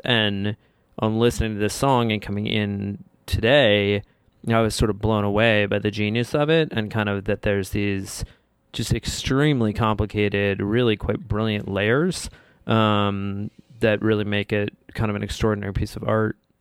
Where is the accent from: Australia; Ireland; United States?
United States; Bethesda, Maryland; I was from Bethesda